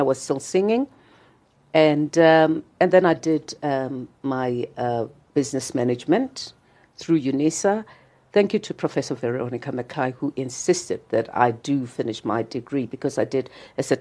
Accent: Soweto, Gauteng, South Africa; I was born in Dobsonville in Soweto.

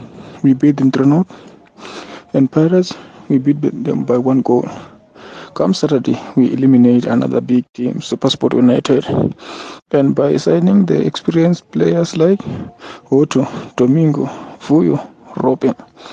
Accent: South Africa; now in Pretoria, South Africa; from Mowangweni, currently in Pretoria.

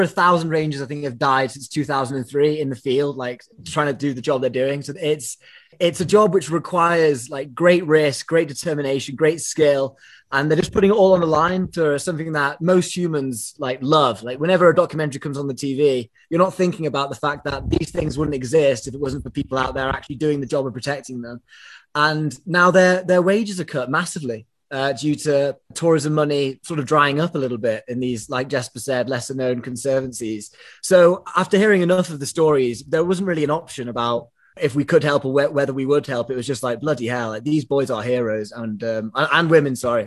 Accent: England, United Kingdom; I'm English

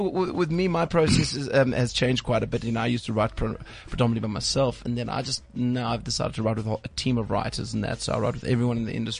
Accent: East London, Eastern Cape, South Africa; moved away; originally from East London.

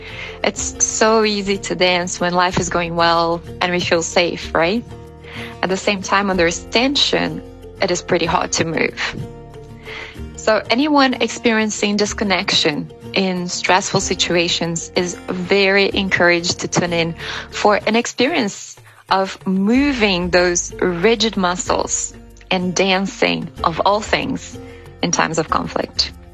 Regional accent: Brazil; I was born in Brazil.

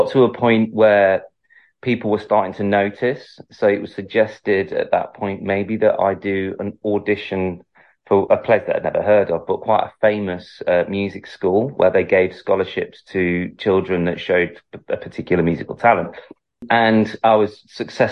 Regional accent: Manchester, North West England, United Kingdom; moved away as an adult; now in London, United Kingdom; I'm originally from Manchester

